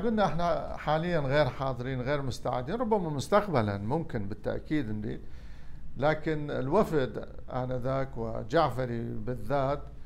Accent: Iraq; also born or lived in Damascus, Syria; احنا عراقيين

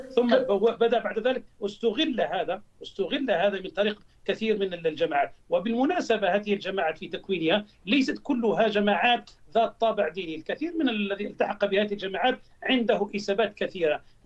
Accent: Algeria; عندنا في الجزائر

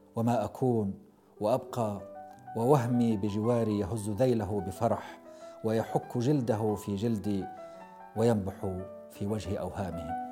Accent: Abha, Asir, Saudi Arabia; أنا قريتي في بدايات، آه، جبل السودة، وأبها كلها أصلاً فوق جبل

